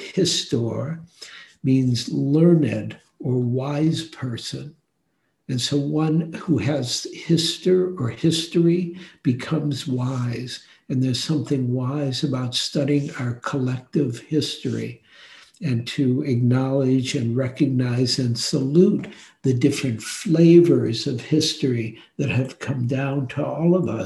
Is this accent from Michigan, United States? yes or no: yes; Detroit, Michigan, United States; I grew up in Detroit.